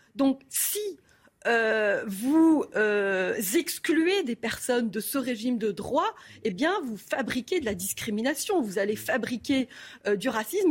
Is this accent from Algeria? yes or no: yes; Algeria; moved away; also born or lived in Kharkiv, Ukraine / Cyprus / France / Quebec, Canada; je me suis établie en Algérie et j'ai grandi là, en Algérie, jusqu'en 1994